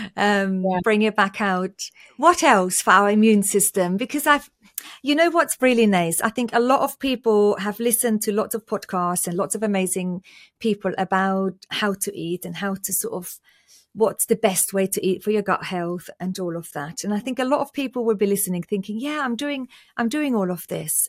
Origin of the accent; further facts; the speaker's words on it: Austria; moved away; I was born and raised in Austria and my whole family is still in Austria.